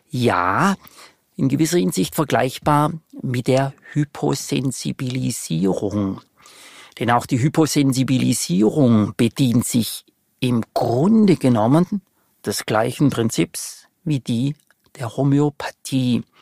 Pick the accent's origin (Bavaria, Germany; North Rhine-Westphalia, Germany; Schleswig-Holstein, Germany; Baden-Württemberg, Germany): Baden-Württemberg, Germany; würde Ihnen als Schwabe ganz charmant antworten wollen